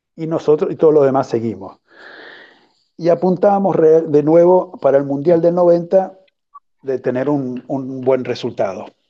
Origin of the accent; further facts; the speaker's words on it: Argentina; como argentino